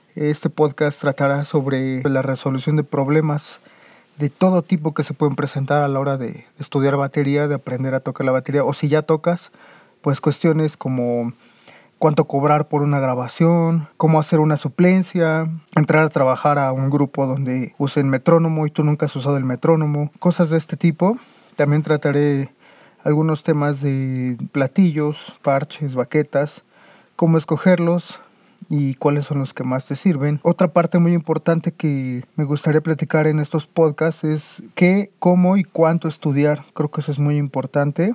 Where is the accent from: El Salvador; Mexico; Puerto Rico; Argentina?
Mexico; México, que es de donde yo soy